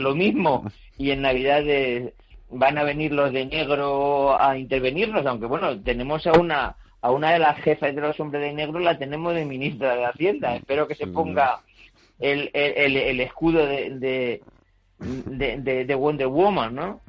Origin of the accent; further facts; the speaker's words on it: Spain; also born or lived in Madrid; soy español